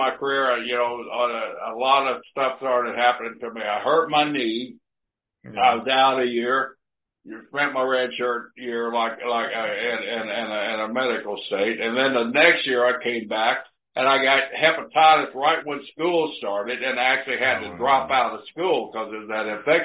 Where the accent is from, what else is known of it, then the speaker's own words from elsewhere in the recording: Blackwell, Oklahoma, United States; also born or lived in San Leandro, California; my hometown of Blackwell, Oklahoma